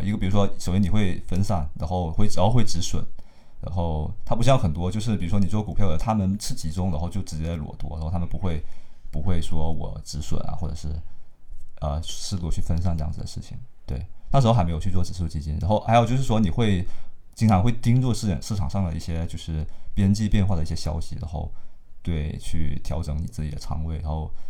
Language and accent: Chinese; Hainan, China; 我是海南人，然后那生活都在这里